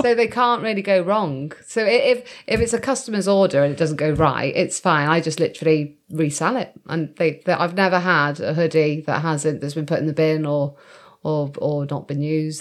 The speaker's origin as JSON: {"language": "English", "town": "Shrewsbury", "region": "West Midlands", "country": "United Kingdom", "tie": "born or raised there", "said": "we were based in Shrewsbury, and I was born"}